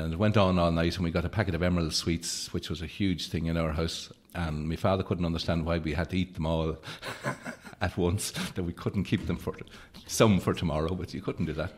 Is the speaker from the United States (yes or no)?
no; Leitrim, Ireland; also born or lived in Carrigallen; growing up in Leitrim